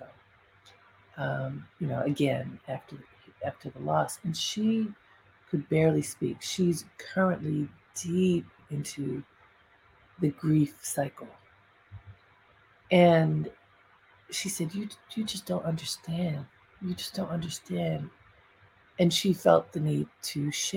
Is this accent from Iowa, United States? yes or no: no; Baltimore, Maryland, United States; some people just of note in my family or community growing up in Baltimore